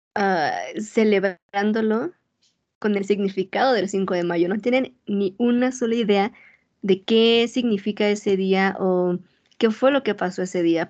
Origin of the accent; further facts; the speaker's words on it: Mexico; moved away as an adult; now in United States; yo nací y crecí en México y fui a la escuela toda mi vida en México